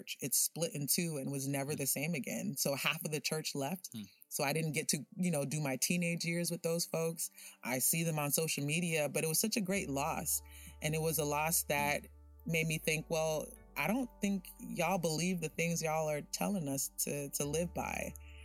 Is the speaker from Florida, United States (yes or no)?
yes; Miami, Florida, United States; a dark-skinned Haitian girl growing up in Miami